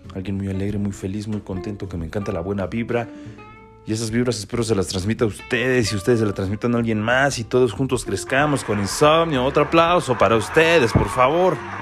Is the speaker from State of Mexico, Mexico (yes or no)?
yes; State of Mexico, Mexico; soy de aquí del Estado de México